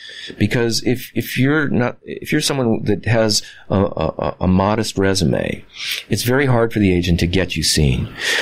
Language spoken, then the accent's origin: English; Midwest, United States; I was raised in the Midwest